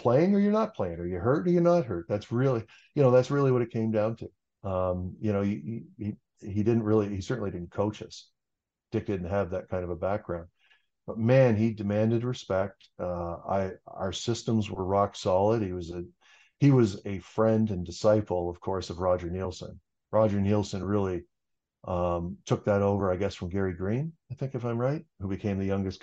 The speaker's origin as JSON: {"language": "English", "town": "Cambridge", "region": "Ontario", "country": "Canada", "tie": "born or raised there", "said": "I grew up outside of Cambridge on a farm"}